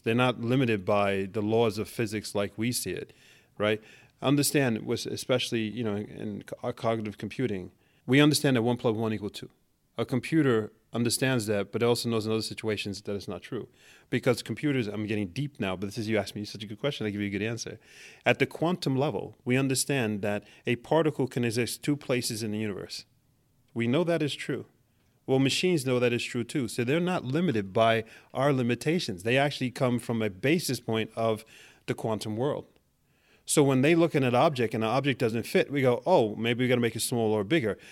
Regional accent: New York City, New York, United States; moved away as an adult; now in Norway; I'm born and raised in Manhattan.

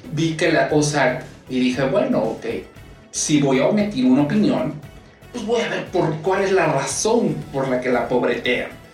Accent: Puebla, Mexico; yo soy de Puebla y en Puebla siempre, se los puedo decir, de Puebla México

